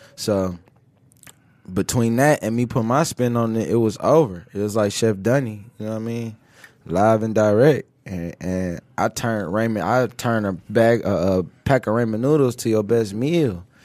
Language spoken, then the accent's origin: English; Cleveland, Ohio, United States; moved away as an adult; now in Detroit, United States; I was born, I was raised in Cleveland, though.